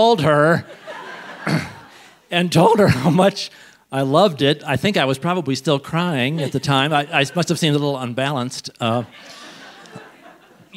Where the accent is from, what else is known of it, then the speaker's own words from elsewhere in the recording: St. Louis, Missouri, United States; I'm from St. Louis